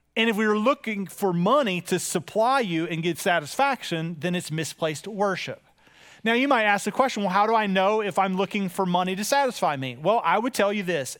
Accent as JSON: {"language": "English", "country": "United States", "said": "as an American"}